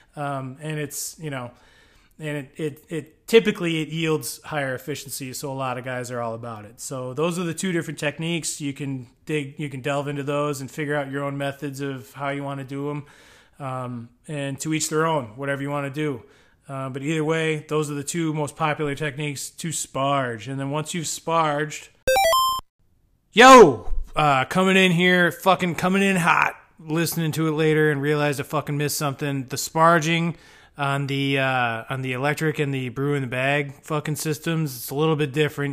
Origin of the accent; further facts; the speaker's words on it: United States; I'm an American.